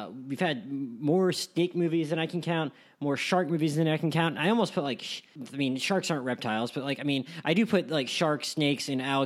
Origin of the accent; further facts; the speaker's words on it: United States; I grew up on the Gulf Coast